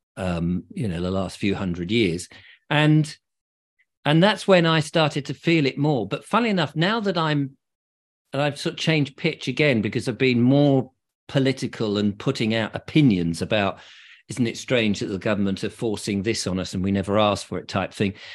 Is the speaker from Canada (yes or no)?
no; England, United Kingdom; being English